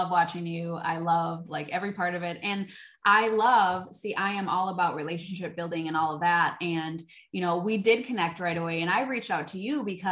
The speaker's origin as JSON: {"language": "English", "region": "Wisconsin", "country": "United States", "said": "I'm from Wisconsin. In Wisconsin, we know how to party"}